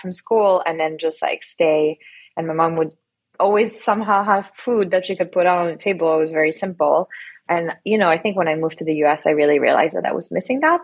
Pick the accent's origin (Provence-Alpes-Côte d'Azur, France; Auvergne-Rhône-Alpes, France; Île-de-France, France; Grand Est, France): Auvergne-Rhône-Alpes, France; Lyon; also born or lived in south of France; now in United States; I actually grew up in France fully. I grew up in Lyon